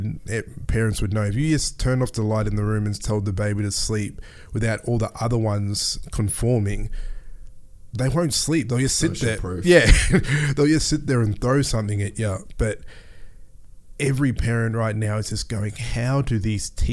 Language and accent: English; Mackay, Queensland, Australia; also born or lived in Melbourne; I grew up in North Queensland too, in Mackay.